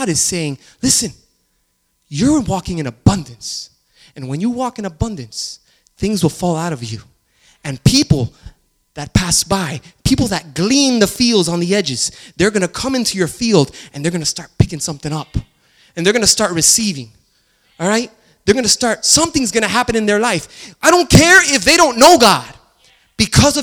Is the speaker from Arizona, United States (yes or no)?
no; Miami, Florida, United States; I grew up in Miami